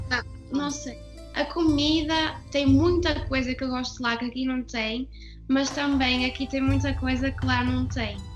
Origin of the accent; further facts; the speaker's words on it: Brazil; now in Portugal; eu moro aqui há mais tempo do que eu morei no Brasil, mas eu cá no fundo eu não sou portuguesa, eu sou brasileira, tenho muito orgulho de ser brasileira e nunca vou deixar de ser.